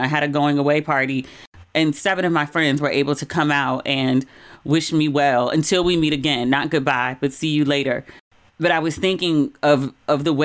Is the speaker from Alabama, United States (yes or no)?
no; Maryland, United States; accent: Maryland; moved away as an adult; my Maryland accent